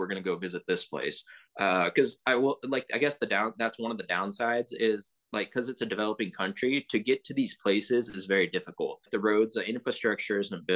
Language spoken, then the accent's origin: English; Texas, United States; also born or lived in England / Pakistan / Arlington, Texas; I grew up in Texas my whole life, actually